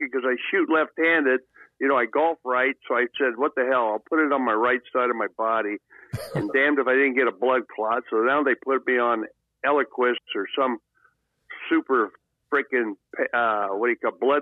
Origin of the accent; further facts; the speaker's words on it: San Joaquin Valley, California, United States; five generation ranch in the San Joaquin Valley